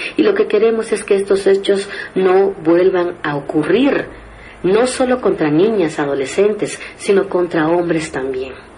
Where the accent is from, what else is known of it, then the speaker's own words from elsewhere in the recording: Guatemala; como guatemaltecas y guatemaltecos